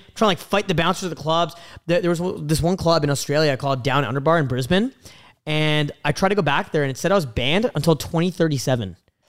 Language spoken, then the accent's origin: English; Canada; I'm from Canada.